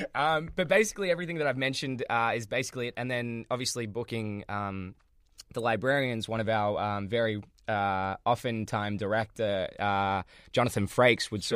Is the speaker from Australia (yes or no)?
yes; Australia; growing up in Australia